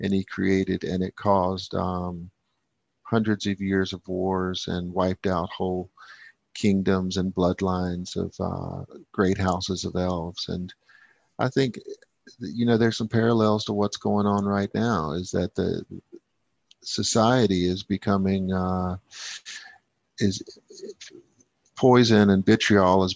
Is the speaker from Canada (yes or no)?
no; United States; moved away; I'm vested in America and I will be back, and I'm American to the core